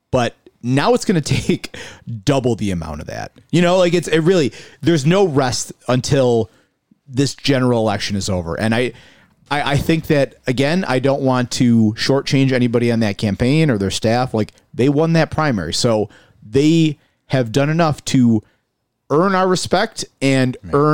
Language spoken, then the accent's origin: English; Buffalo, New York, United States; I am from South Buffalo. I identify as somebody who I grew up in South Buffalo in the First Ward. You know, I consider it in many ways home. I, I know I no longer live there.